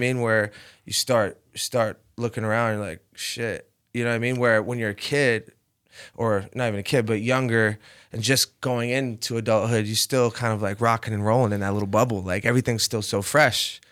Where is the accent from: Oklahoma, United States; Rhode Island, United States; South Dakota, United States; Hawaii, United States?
Rhode Island, United States; moved away as an adult; growing up in Rhode Island